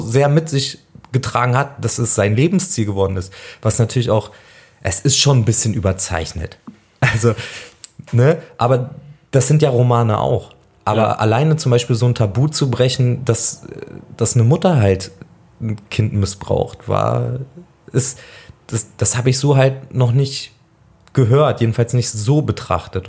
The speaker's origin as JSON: {"language": "German", "town": "Nienburg", "region": "Lower Saxony", "country": "Germany", "tie": "born or raised there", "said": "ich bin aufgewachsen in der Nähe von Hannover, in Nienburg an der Weser"}